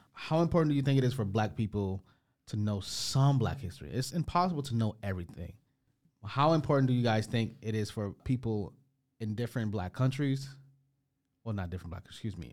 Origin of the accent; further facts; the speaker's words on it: Detroit, Michigan, United States; I've come from Detroit